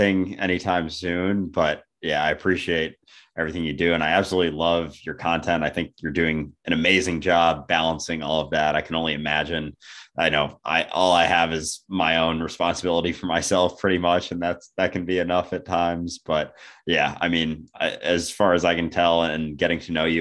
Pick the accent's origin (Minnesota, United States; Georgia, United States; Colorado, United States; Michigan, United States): Minnesota, United States; when I grew up in Minnesota, but every winter we would do basically family ski vacation